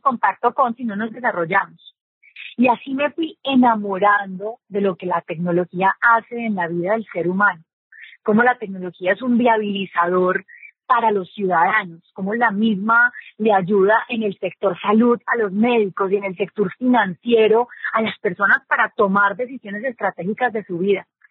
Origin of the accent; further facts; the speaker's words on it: Colombia; aquí en Colombia que tenemos esos acentos tan marcados